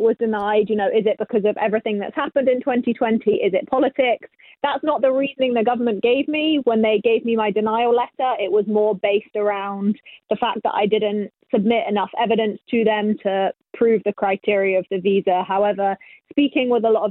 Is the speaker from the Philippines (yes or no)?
no; England, United Kingdom; moved away as an adult; now in United States; I grew up bowling in England